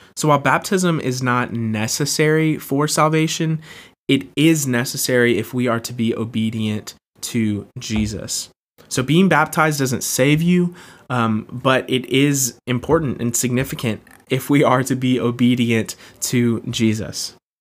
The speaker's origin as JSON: {"language": "English", "town": "Jacksonville", "region": "Florida", "country": "United States", "tie": "born or raised there", "said": "I was born and raised in Jacksonville, Florida, and uh, love where I'm from"}